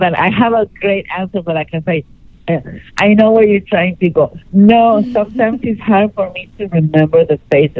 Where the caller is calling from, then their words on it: Los Angeles, California, United States; Hey, gorgeous. … I'm calling from L.A.